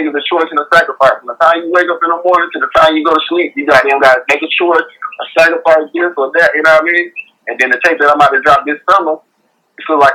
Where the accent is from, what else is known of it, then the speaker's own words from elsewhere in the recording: North Carolina, United States; I'm a country boy, you know, I'm from North Carolina